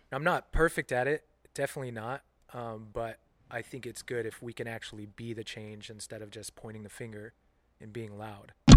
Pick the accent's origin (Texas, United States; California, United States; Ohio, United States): California, United States; Central Coast; also born or lived in Omaha, Nebraska / San Francisco, California; Left Omaha when I was four or five years old came out to California, lived down on the Central Coast for about seven years, and then spent most of my life in, in San Francisco